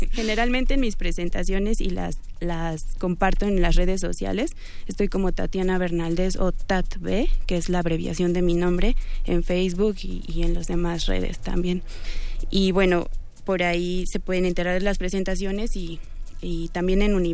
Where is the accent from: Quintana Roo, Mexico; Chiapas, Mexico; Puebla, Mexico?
Puebla, Mexico; Huauchinango; also born or lived in Mexico City; en Huachinango, Puebla, que es de donde yo soy